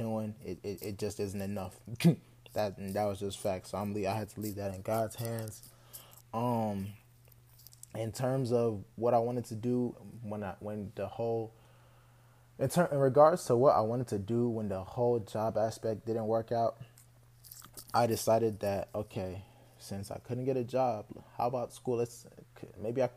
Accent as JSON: {"language": "English", "town": "Houston", "region": "Texas", "country": "United States", "tie": "born or raised there", "said": "I'm a Nigerian American from Houston, Texas. I went to school here in Texas, pretty much been in Texas all my life, so this is kind of all I know"}